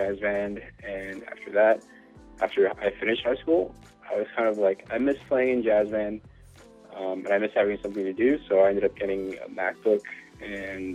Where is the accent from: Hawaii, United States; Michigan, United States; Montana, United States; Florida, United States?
Hawaii, United States; I'm from Hawaii.